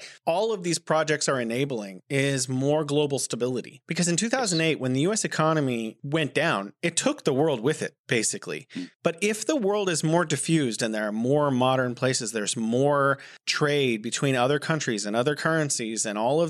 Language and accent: English; United States; now in Beijing, China; as an American